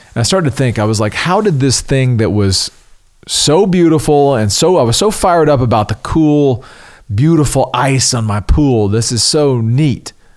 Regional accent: the South, United States; growing up in the South

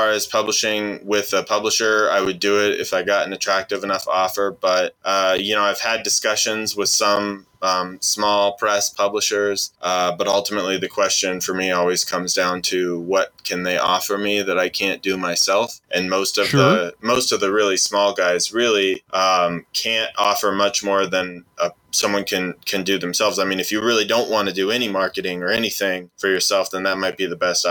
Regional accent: Spokane, Washington, United States; born in Spokane, Washington, which is actually technically the second biggest city in Washington after Seattle.

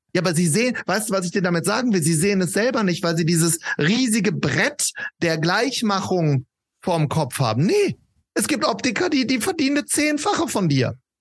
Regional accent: Wuppertal, North Rhine-Westphalia, Germany; wir kommen beide aus Wuppertal

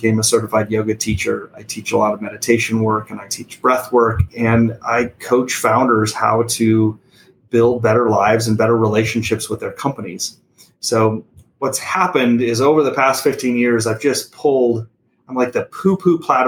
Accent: Sargent, Nebraska, United States; also born or lived in Belgium; I grew up in a tiny little town in the middle of central Nebraska

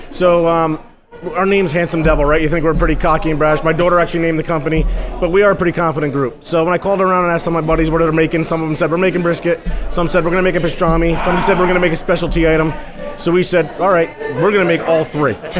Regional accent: Hudson Valley, New York, United States; I grew up in the Hudson Valley

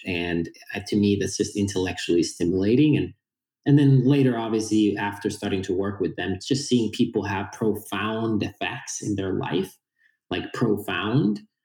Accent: Finland; born and raised in Finland.

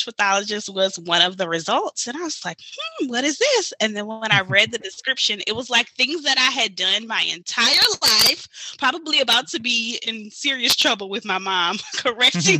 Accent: Baton Rouge, Louisiana, United States; from Baton Rouge, Louisiana, born and raised.

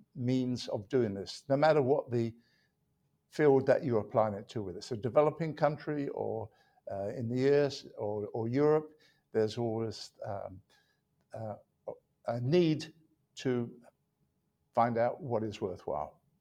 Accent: London, United Kingdom; moved away as an adult; also born or lived in Manchester; now in United States; I was born in London, England

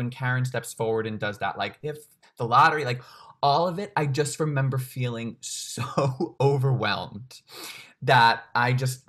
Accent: Long Island, New York, United States; I grew up in New York State and we had the Regents examinations on Long Island.

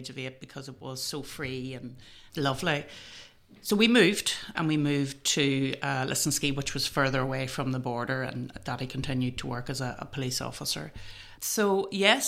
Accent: Enniskillen, Northern Ireland, United Kingdom; I was born in Enniskillen and I lived in a very rural part of County Fermanagh.

